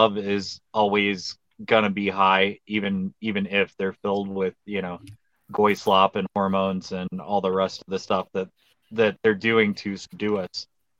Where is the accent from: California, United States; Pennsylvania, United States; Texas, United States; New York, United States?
Texas, United States; Houston; I'm from Houston